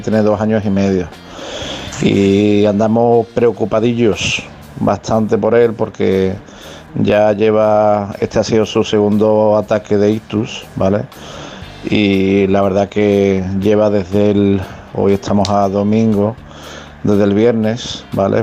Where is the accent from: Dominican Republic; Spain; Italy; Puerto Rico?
Spain; Seville, Andalusia; soy de Sevilla